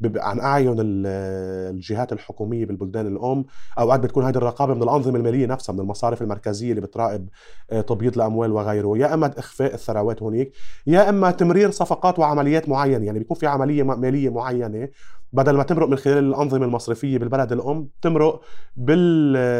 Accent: Lebanon; عندنا بلبنان

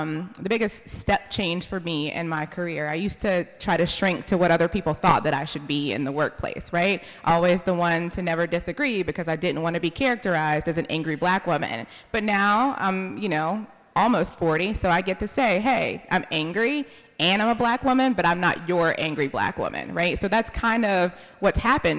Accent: Raleigh, North Carolina, United States; I'm from Raleigh. I grew up on a street where my family was the only black family

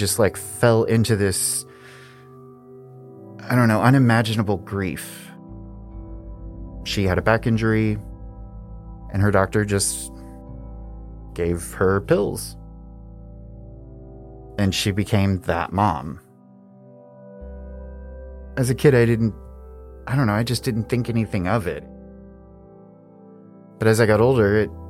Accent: Midwest, United States; moved away; also born or lived in Savannah, Georgia; I'm originally from the Midwest. It's boring and cold and flat, and the people are just like the landscape. We moved to Savannah, Georgia. I went to high school there.

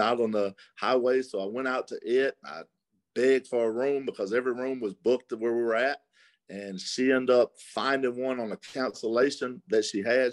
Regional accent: Mississippi, United States; and I was from Mississippi.

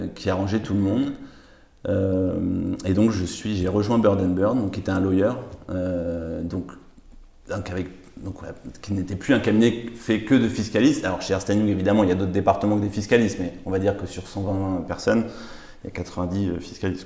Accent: Paris, Île-de-France, France; j'ai grandi à Paris

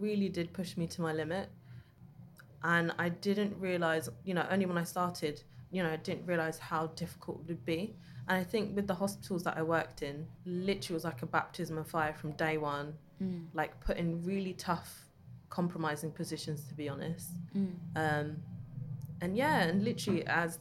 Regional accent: London, United Kingdom; growing up in East London

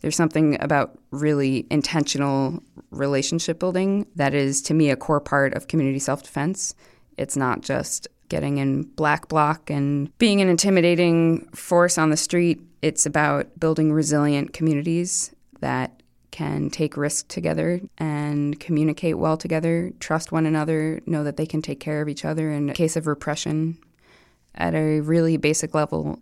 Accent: New York City, New York, United States; I'm a New Yorker and a musician

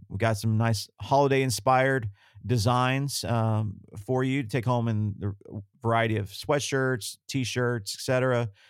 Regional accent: the South, United States; I grew up in the South

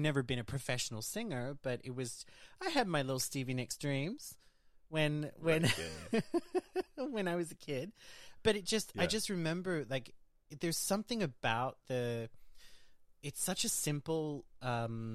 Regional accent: Brisbane, Queensland, Australia; also born or lived in Iceland; now in France; I grew up in Australia, in Brisbane, Australia, with Geordie parents

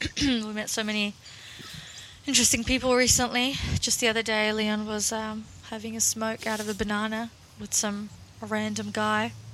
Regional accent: Russia; now in Australia; I'm originally from Russia

